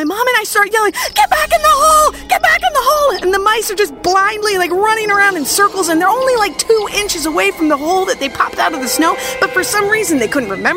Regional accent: Minnesota, United States; I grew up in Minnesota

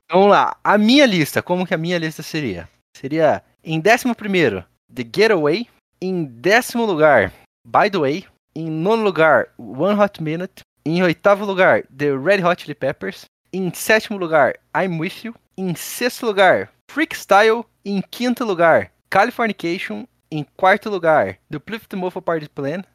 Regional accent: Colombo, Paraná, Brazil; eu nasci e cresci em Colombo

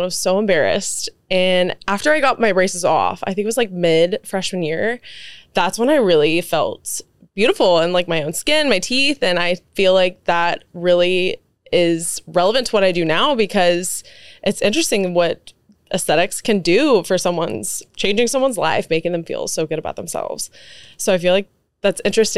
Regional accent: Dallas, Texas, United States; also born or lived in Lubbock, Texas; I grew up in the Park Cities here in Dallas

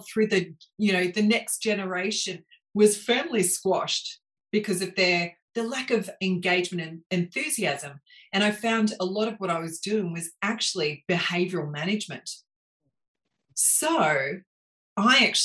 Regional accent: Melbourne, Victoria, Australia; I grew up in Melbourne. In fact, I grew up at the base of the Dandenong Ranges. So little kid from Montrose

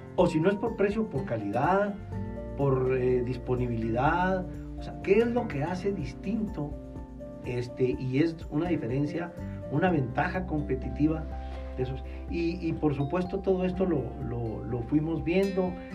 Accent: Chihuahua, Mexico; also born or lived in Monterrey; Aquí nací, aquí crecí, aquí estudié

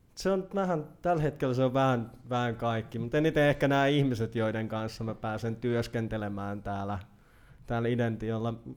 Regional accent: Naantali, Southwest Finland, Finland; also born or lived in Laitila / Turku region / Helsinki region; now in Turku, Finland; lapsuuteni olen viettänyt puoliksi, ö, Vakka-Suomen keskuksessa Laitilassa ja sitten sen jälkeen olen viihtynyt Naantalissa siihen asti, että olen täysi-ikäisyyden saavuttanut.

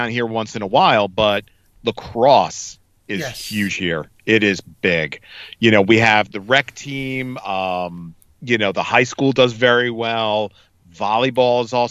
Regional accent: East Brunswick, New Jersey, United States; I grew up in East Brunswick

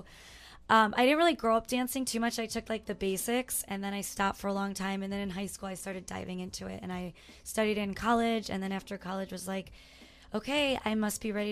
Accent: Chicago, Illinois, United States; also born or lived in Harwood Heights, Illinois; now in Phoenix, United States; I was born in Chicago, Harwood Heights, and then we moved to the suburbs when I was in third grade

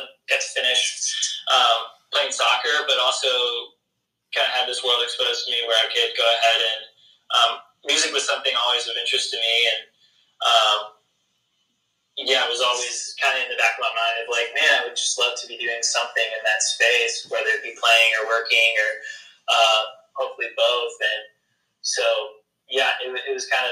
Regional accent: Jackson, Mississippi, United States; moved away as an adult; now in Nashville, United States; I grew up in Jackson, Mississippi

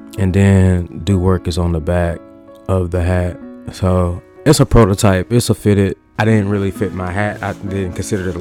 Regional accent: Louisiana, United States; I am from the South, Louisiana

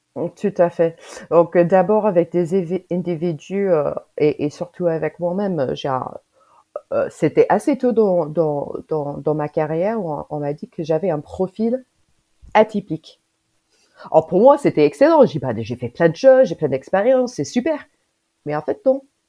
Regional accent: United States; French is a second language; now in Grenoble, France; moi je suis américaine, j'habite en France

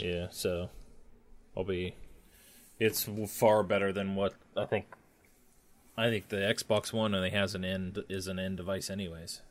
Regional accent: Ohio, United States; I'm from Ohio

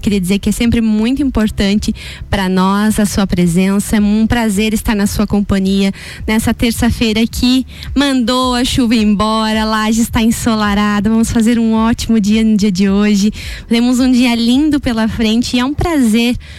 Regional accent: Canoinhas, Santa Catarina, Brazil; Eu também sou de Canoinhas

